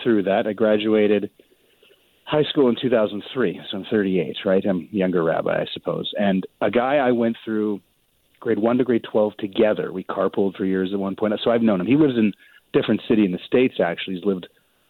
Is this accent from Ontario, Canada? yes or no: no; Winnipeg, Manitoba, Canada; also born or lived in Halifax; I'm from Winnipeg. With the exception of 3 years that I lived in Halifax, I've lived in Winnipeg my whole life. So I grew up here